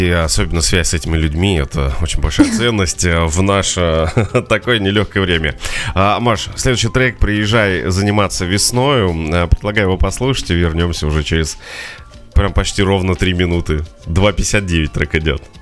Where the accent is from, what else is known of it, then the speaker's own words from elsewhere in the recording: Moscow, Russia; Нет, я из Москвы.